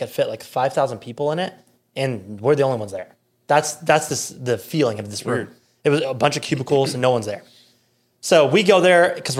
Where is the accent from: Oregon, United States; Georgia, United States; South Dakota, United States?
South Dakota, United States; moved away as an adult; also born or lived in Rapid City, South Dakota; now in Omaha, United States; I'm from South Dakota